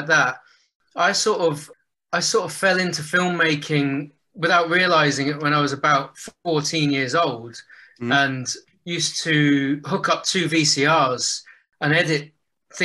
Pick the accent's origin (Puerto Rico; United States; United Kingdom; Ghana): United Kingdom; West Country, South West England; moved away as an adult; now in London, United Kingdom; I grew up down in the West Country